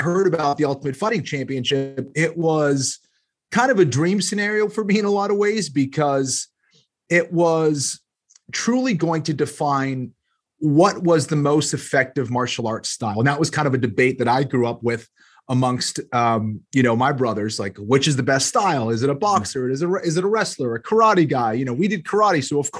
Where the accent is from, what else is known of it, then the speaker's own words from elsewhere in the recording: Massachusetts, United States; So I come from a pretty large family. Both my parents were from Peru. I grew up just outside of the Boston area, one of six kids.